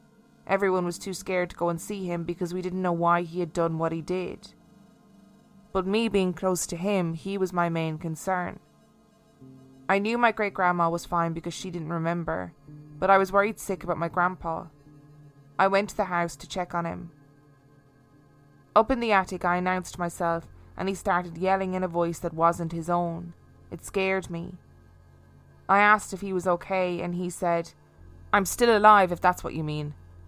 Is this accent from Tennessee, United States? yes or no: yes; Memphis, Tennessee, United States; I grew up in Memphis, Tennessee in the US.